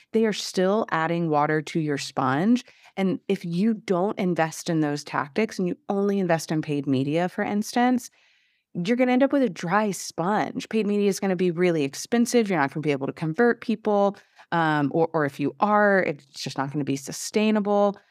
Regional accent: Southeast Texas, United States; I come from Southeast Texas

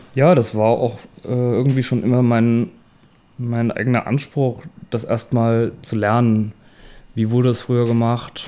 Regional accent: Worms, Rhineland-Palatinate, Germany; also born or lived in Mainz; now in Leipzig, Germany; Ich bin in Worms geboren

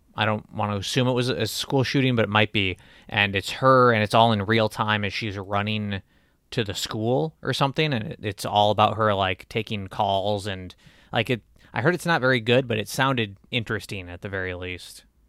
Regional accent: Michigan, United States; my home state

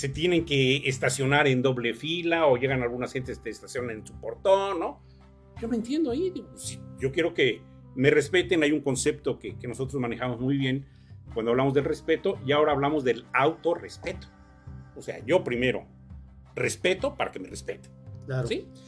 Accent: Acatlipa, Morelos, Mexico; yo nací en Acatlipa, vivo donde nací en la parcela de mi abuela, ¿no?

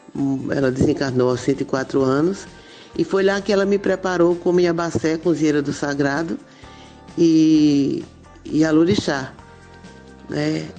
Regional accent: Arapiraca, Alagoas, Brazil; now in Maceió, Brazil; eu nasci em Arapiraca, sou neta de uma família de 114 netos, é muita gente, né? E 68 bisnetos. É, me criei até os 14 anos em Arapiraca, depois vim para Maceió estudar

